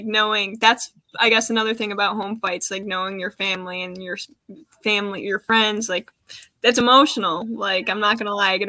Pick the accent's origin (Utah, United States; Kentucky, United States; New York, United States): New York, United States; Niagara Falls; I'm from Niagara Falls